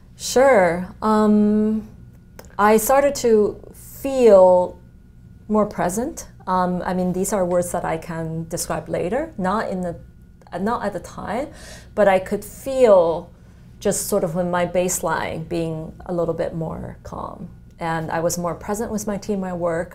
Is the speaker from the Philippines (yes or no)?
no; China; moved away; I come from China where, uh, you know, calligraphy and painting, etc. That's sort of part of the culture